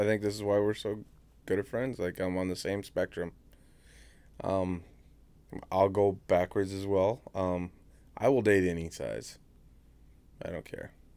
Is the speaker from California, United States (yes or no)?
no; Indiana, United States; moved away; I grew up in Indiana